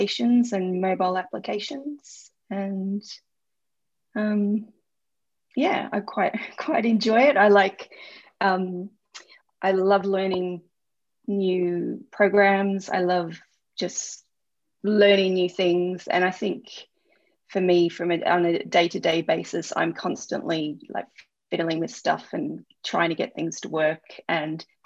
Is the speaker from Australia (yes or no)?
yes; Melbourne, Victoria, Australia; moved away as an adult; also born or lived in Suffolk; now in London, United Kingdom; I'm from Melbourne, and Melbourne has really strange weather.